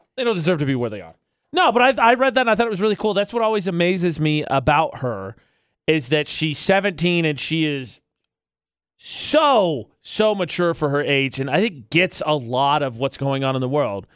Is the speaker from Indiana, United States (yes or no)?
yes; Indiana, United States; moved away as an adult; now in Utah, United States; I'm from Indiana